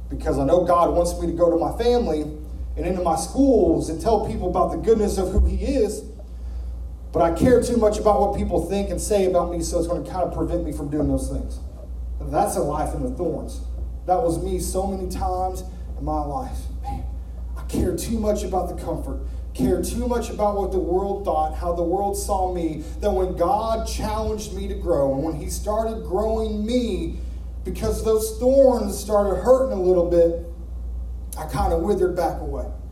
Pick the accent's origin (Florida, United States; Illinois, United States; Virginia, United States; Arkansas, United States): Arkansas, United States; moved away; We're from Arkansas